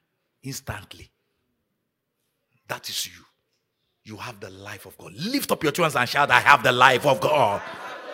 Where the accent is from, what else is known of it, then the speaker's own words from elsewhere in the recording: Nigeria; moved away; growing up in Nigeria